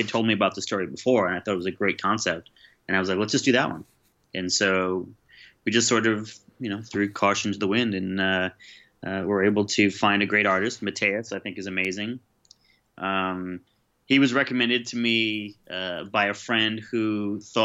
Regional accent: New York, United States; I grew up in New York

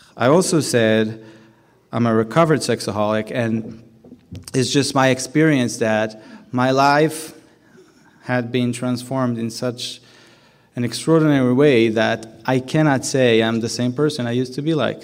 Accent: Jerusalem, Jerusalem District, Israel; I grew up in Jerusalem

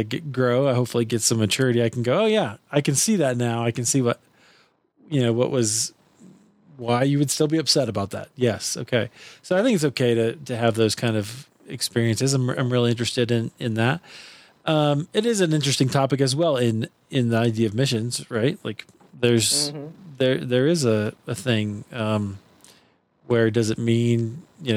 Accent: Iowa, United States; I grew up in Iowa

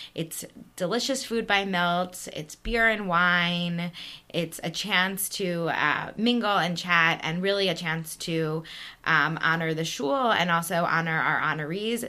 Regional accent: East Coast, United States; moved away as an adult; also born or lived in Manhattan, New York; now in Chicago, United States; We grew up on the East Coast

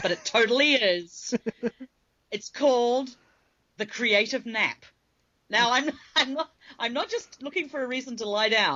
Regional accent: New Zealand; moved away as an adult; now in Manassas, United States; I'm living in Manassas, Virginia with T. I was born and raised in New Zealand, though, and I've been here now 7 years

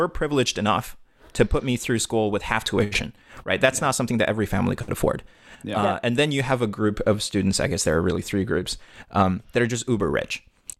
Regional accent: China; moved away; at least growing up in China

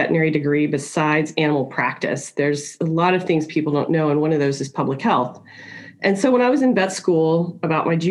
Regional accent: Washington, D.C. area, Virginia, United States; also born or lived in Newport News, Virginia; I grew up in the Washington, D.C. area, just 26 miles south of Washington, D.C.

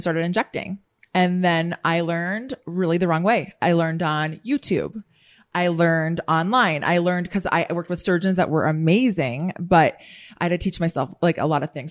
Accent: Midwest, United States; now in Washington, D.C., United States; I grew up in the Midwest, so for me, I talk to everyone

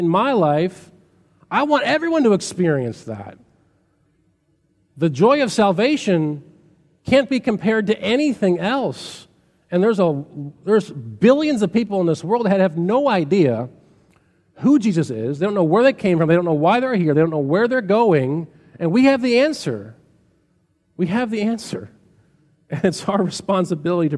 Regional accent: Chicago, Illinois, United States; I grew up on the South Side of Chicago

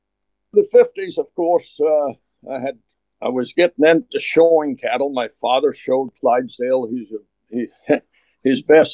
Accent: Aberdeenshire, Scotland, United Kingdom; moved away as an adult; now in Kansas City, United States; I grew up in Strachan. Went to school there. Strachan's about 36 miles north of Aberdeen, and 6 miles from the wild North Sea.

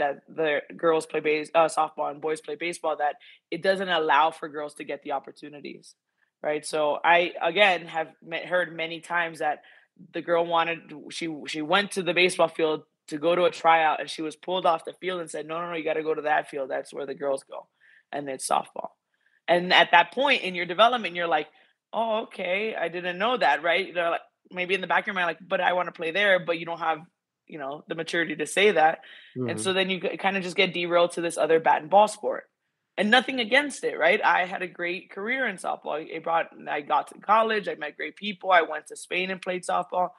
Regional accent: Miami, Florida, United States; I grew up in Miami, Florida

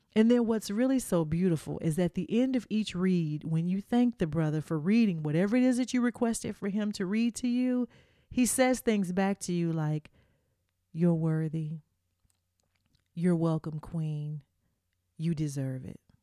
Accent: the South, United States; I'm from the South. We just big down here.

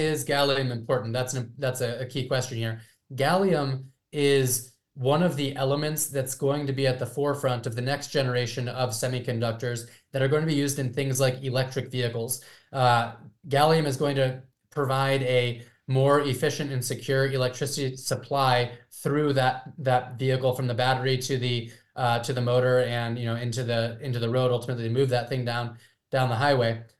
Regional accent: California, United States; my home state of California

